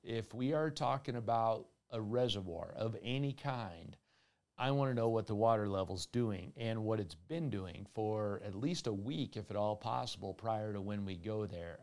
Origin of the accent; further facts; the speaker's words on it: Colorado, United States; Colorado Parks and Wildlife at my home state